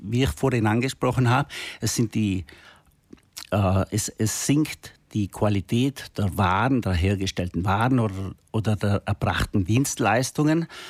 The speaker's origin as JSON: {"language": "German", "area": "South Tyrol", "region": "Trentino-Alto Adige", "country": "Italy", "said": "wir Südtiroler"}